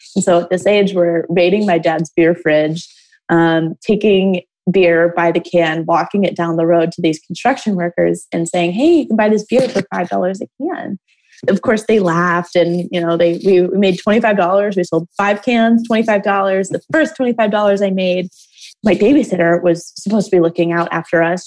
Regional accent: Toledo, Ohio, United States; I grew up in Toledo, Ohio

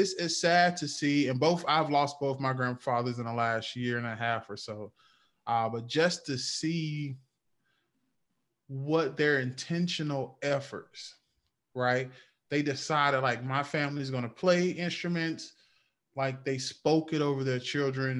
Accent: North Carolina, United States; I'm from North Carolina. And so I have one of those country church boy stories.

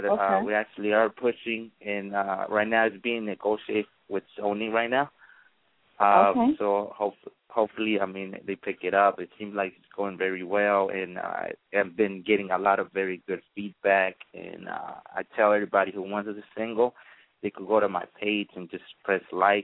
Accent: Los Angeles, California, United States; also born or lived in La Ceiba, Honduras; Actually, I was born in Central America, which is Honduras, La Ceiba, one of the tourist places. And then I came over here when I was like 4 years old. And I lived in Los Angeles for a couple of years

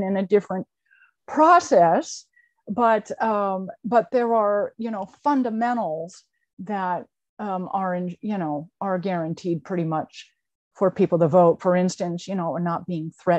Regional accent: Burlington, Vermont, United States; born or raised there

